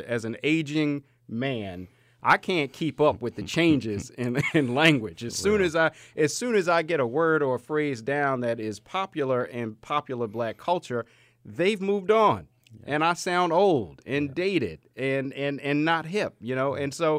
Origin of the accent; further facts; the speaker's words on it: Baltimore, Maryland, United States; When growing up in the Cherry Hill section of Baltimore, Maryland, inner city, Section 8 housing